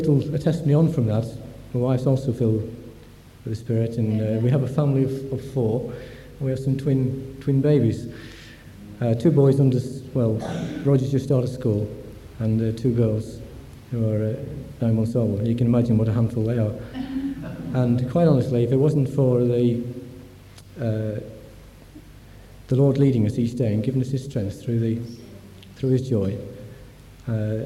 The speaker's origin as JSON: {"language": "English", "town": "Nottingham", "region": "East Midlands", "country": "United Kingdom", "tie": "born or raised there", "moved": "as an adult", "lives_now": "Grantham, United Kingdom", "said": "I was brought up in the Presbyterian Church in Nottingham"}